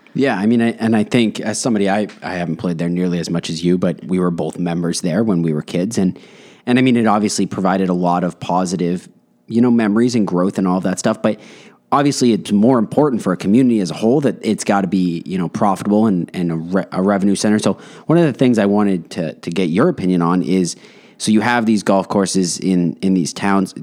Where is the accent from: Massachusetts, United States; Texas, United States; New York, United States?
Massachusetts, United States; Westborough; we're both from Westboro, Massachusetts.